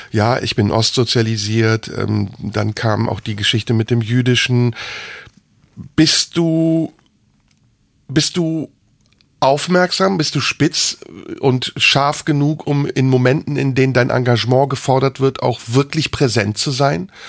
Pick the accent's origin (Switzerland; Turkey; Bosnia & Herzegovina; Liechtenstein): Turkey; first language Turkish; German is a second language; now in Germany; Natürlich bin ich Türke. In mir ist türkisches Blut, meine Eltern sind Türken, meine Muttersprache ist Türkin. Ich habe aber einen deutschen Pass.